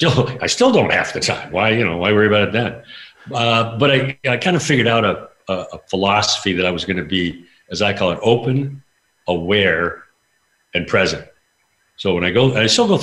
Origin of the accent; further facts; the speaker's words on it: Spokane, Washington, United States; also born or lived in Vancouver, Canada; I was born in Canada, Vancouver, but I grew up in Spokane, Washington